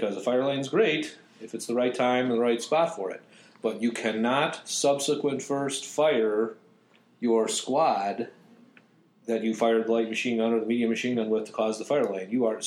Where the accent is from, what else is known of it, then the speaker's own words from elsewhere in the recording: Arlington Heights, Illinois, United States; I grew up in Arlington Heights. Adjacent to Palatine.